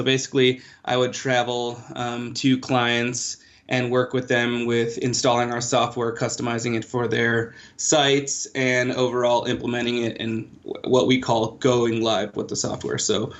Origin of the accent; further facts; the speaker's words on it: Chicago, Illinois, United States; moved away; also born or lived in India / Kansas City; Hi everyone … I'm originally from Chicago, but was based in Kansas City.